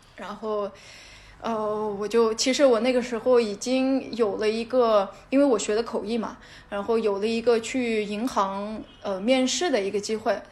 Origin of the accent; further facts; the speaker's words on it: Xinjiang, China; moved away as an adult; also born or lived in Nepal; 我在新疆徒步的时候嗯，在徒步，呃，真正地通过徒步这种方式，就是了解我家乡的这种自然景象